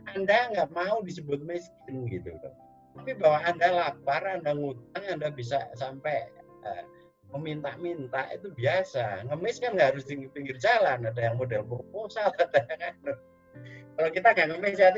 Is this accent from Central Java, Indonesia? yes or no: yes; Temanggung, Central Java, Indonesia; kultur masyarakatnya di yang kampung saya di Temanggung juga digarap sekarang